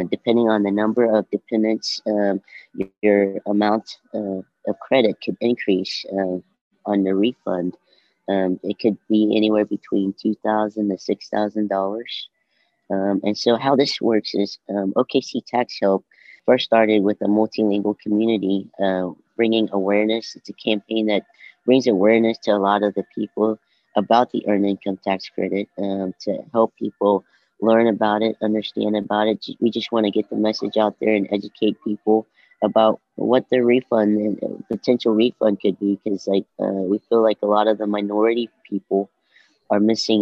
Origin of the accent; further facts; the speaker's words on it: Oklahoma, United States; I grew up in Dale City, and I'm a native. I'd say I'm a native of Oklahoma because I lived here all my life